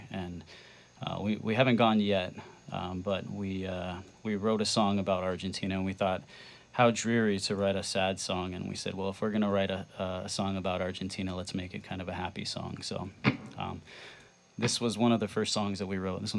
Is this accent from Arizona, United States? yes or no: yes; Arizona, United States; now in Burlington, United States; we grew up in Arizona